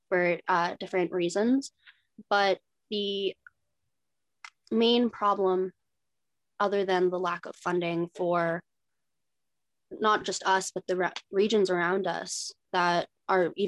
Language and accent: English; Winnipeg, Manitoba, Canada; now in Thunder Bay, Canada; We all live together here in Thunder Bay. We're from Winnipeg.